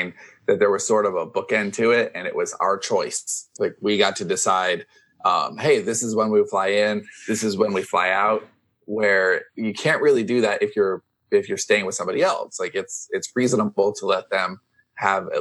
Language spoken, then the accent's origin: English; Long Beach, California, United States; moved away; Long Beach instead of LAX, which is like my hometown